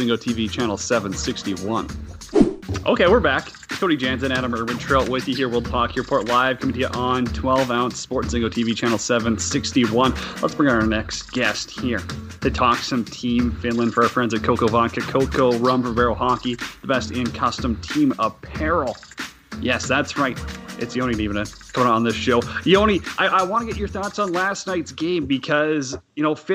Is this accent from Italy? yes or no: no; Saskatchewan, Canada; now in Edmonton, Canada; we're both from Saskatchewan. I'm up by Edmonton right now